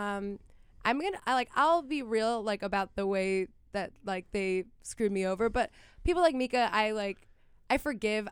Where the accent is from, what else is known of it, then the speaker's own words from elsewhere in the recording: Miami, Florida, United States; growing up in Miami